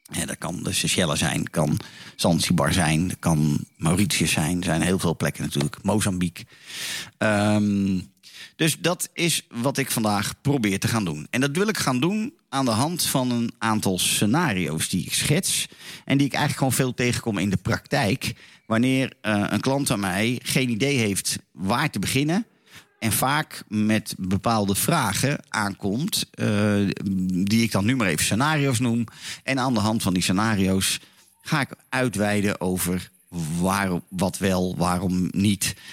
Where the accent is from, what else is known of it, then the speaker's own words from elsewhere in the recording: Laren, North Holland, Netherlands; Zoals altijd vanuit mijn geboortedorp in het altijd zonnige Laren, Noord-Holland